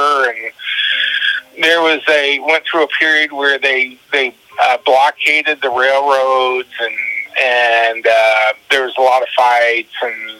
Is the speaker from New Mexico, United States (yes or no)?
no; Lewistown, Illinois, United States; I grew up in Lewistown.